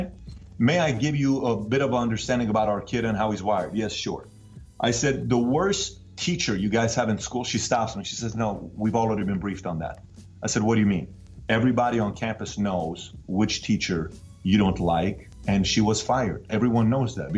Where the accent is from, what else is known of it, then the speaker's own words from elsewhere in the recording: Iran; now in United States; I'm from Iran